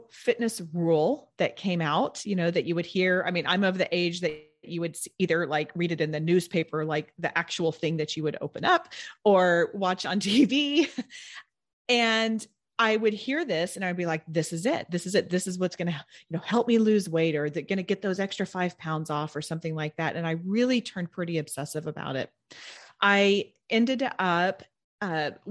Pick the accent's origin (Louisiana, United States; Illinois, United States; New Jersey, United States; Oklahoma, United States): Oklahoma, United States; Edmond; moved away as an adult; also born or lived in Tulsa, Oklahoma; now in Houston, United States; I grew up in Edmond, which is a northern suburb of Oklahoma City. And then I moved to Tulsa during high school.